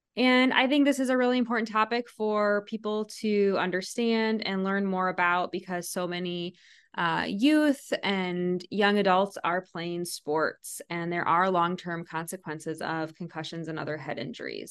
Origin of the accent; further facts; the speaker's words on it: Iowa, United States; I'm from Iowa